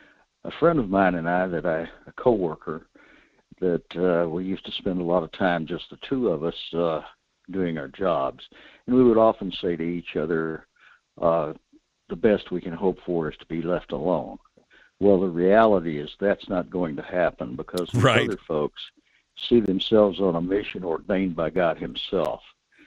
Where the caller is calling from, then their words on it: North Pole, Alaska, United States; at North Pole.